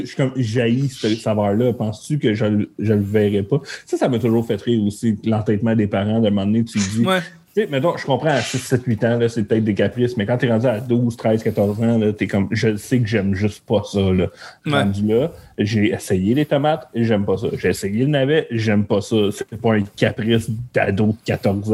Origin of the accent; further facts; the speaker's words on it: Montreal, Quebec, Canada; Moi, je viens de la Chine